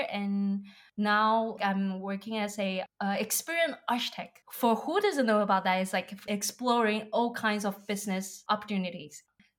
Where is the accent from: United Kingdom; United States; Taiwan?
Taiwan; English is a second language; now in France; I'm from Taiwan. And I used to work in wine importing in Taiwan.